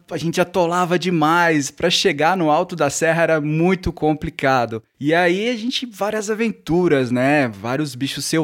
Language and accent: Portuguese; Belo Horizonte, Minas Gerais, Brazil; Eu sou de Belo Horizonte, né? Nasci em Belo Horizonte no final da década de 70, então em 79.